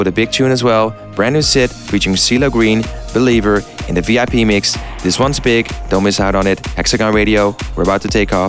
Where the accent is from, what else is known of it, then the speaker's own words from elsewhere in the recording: Netherlands; Played in the Netherlands, my home country.